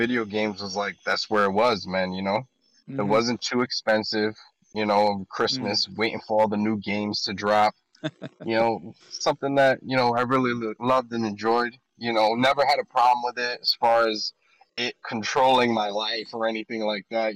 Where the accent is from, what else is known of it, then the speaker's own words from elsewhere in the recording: Northeast, United States; I'm from the Northeast, you know, when you grow up, where it gets cold in the winters.